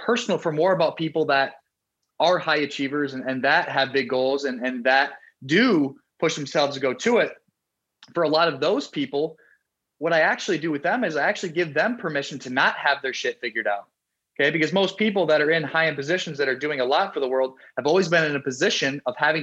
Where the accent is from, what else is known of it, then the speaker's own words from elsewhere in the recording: South Dakota, United States; moved away; also born or lived in Miami, Florida; When I moved from South Dakota, a small state in the US, all we have is corn and cows, to Miami and Florida